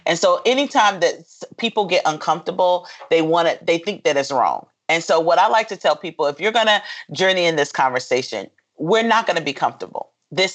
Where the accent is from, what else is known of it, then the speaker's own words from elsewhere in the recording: Fayetteville, North Carolina, United States; I'm originally from a small town called Fayetteville, which is a military community because my father was in the military and my grandfather was in the military